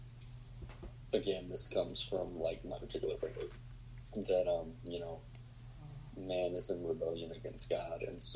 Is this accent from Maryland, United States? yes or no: no; Southwest Georgia, United States; I'm from Southwest Georgia